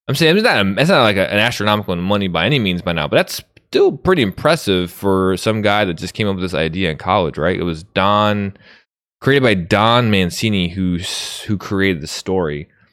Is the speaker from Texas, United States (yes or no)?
no; outside of Chicago, Illinois, United States; I grew up right outside of Chicago.